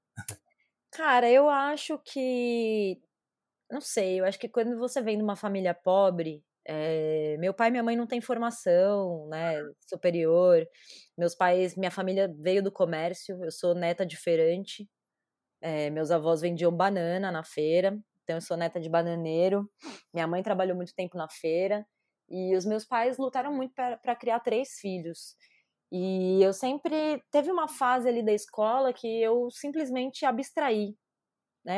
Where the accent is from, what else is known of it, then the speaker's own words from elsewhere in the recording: São Paulo, Brazil; Nasci aqui em São Paulo, no bairro da Moca, sou nascida, criada e crescida na Moca